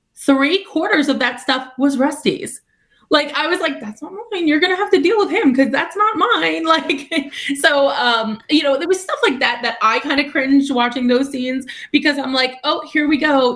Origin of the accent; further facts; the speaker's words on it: Long Island, New York, United States; I'm from Long Island. Like I'm a New Yorker